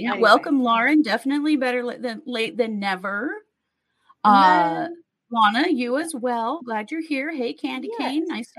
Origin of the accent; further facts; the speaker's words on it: Pacific Northwest, United States; I'm originally from the Northwest and grew up on fresh fish.